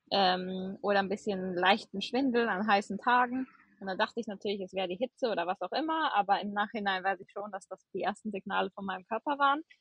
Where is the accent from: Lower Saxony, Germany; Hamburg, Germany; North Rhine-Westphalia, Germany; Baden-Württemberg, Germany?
North Rhine-Westphalia, Germany; Gummersbach; also born or lived in New Zealand; Also ich bin äh … komme gebürtig aus Gummersbach, das ist in der Nähe von Köln äh, bin 30 Jahre alt